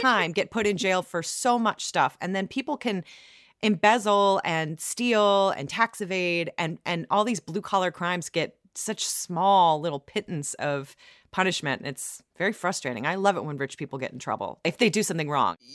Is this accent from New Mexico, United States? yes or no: no; Ohio, United States; also born or lived in Iowa; grew up in Ohio